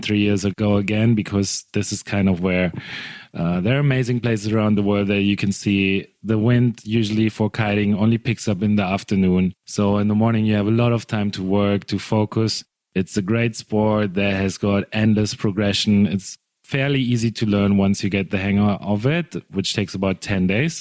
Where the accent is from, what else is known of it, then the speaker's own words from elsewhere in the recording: Germany; moved away as an adult; also born or lived in Cape Town, South Africa; I'm from Germany, but in 2005, I went to study in Cape Town.